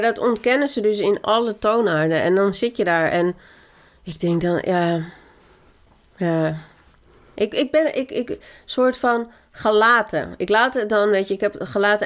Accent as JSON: {"language": "Dutch", "country": "Colombia", "moved": "yes", "lives_now": "Netherlands", "said": "ik als Colombiaanse vrouw"}